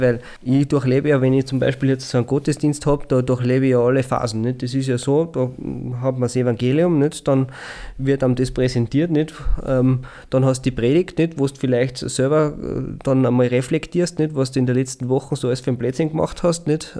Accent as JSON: {"language": "German", "town": "St. Veit im Pongau", "region": "Salzburg", "country": "Austria"}